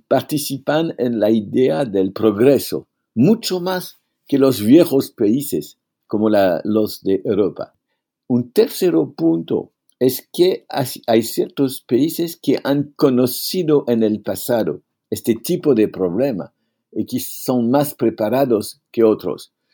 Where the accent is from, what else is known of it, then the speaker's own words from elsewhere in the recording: France; Spanish is a second language; en mi país